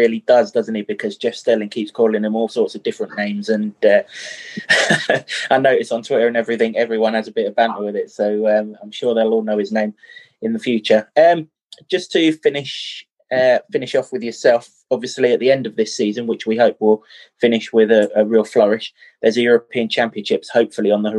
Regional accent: England, United Kingdom; as an Englishman

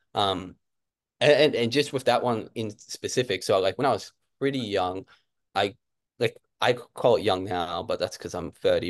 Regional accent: Canberra, Australian Capital Territory, Australia; moved away as an adult; also born or lived in Kentucky, United States; now in Brisbane, Australia; I grew up in Canberra, it's actually a pretty chill place

